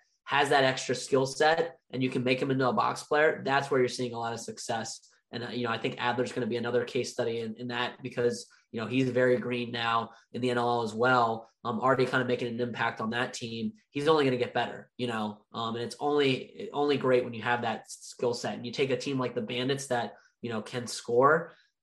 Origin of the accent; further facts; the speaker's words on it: United States; as Americans ourselves